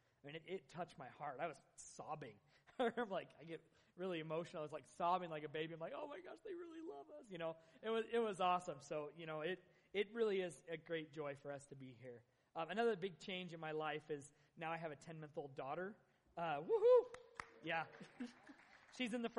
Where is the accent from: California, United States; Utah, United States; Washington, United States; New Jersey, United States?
Utah, United States; Tremonton; Northern Utah, I'm from Tremont. I mean, this is my hometown